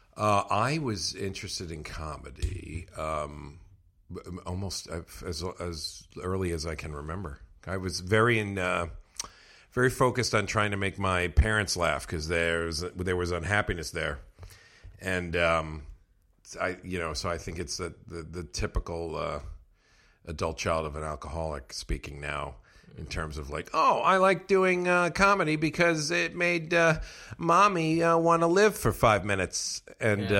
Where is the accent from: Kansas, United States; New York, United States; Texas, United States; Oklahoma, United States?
New York, United States; Westchester; also born or lived in Bronx, New York; I'm from the Bronx, oh, New York, okay. and then but mostly raised in Westchester.